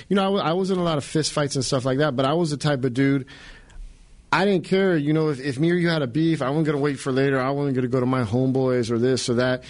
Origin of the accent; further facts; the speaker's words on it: California, United States; moved away; I grew up in California